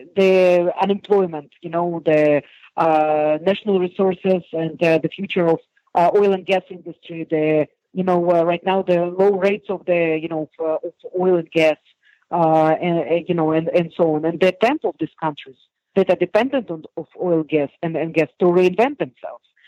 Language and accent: English; Israel; I'm from Israel